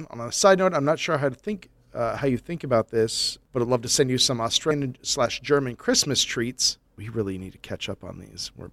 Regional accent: Epping, East of England, United Kingdom; I grew up in Epping, one of the locations in the Haunted Forest episode.

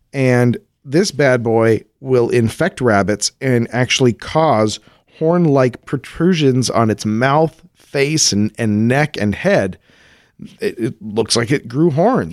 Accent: Colorado, United States; I grew up in Colorado

